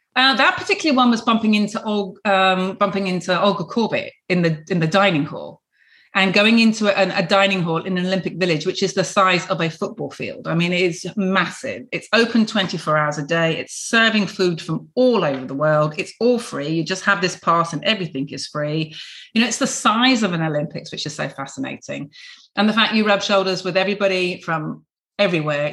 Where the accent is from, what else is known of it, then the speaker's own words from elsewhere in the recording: Plymouth, South West England, United Kingdom; I was born in Devonport, so a real dockyard girl. Dad was in the navy, couldn't be more Plymouthian